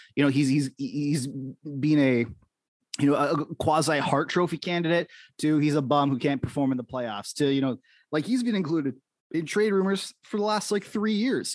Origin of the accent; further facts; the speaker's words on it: Canada; I'm in Canada right now. You know, we grew up we grew up in our respective places